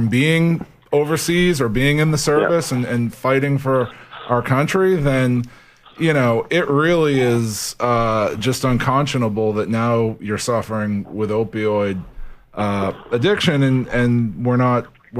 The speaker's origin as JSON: {"language": "English", "town": "Norwood", "region": "Massachusetts", "country": "United States", "tie": "born or raised there", "said": "I grew up in Norwood, Massachusetts, in public housing there"}